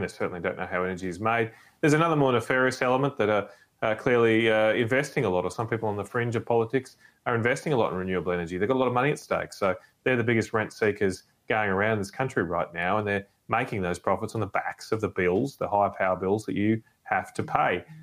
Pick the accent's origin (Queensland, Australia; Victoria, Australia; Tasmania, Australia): Queensland, Australia; Brisbane; I grew up in Brisbane of the 1980s